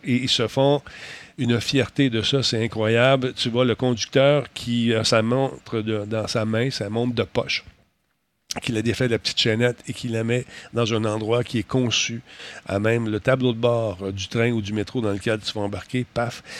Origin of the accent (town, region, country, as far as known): Quebec, Canada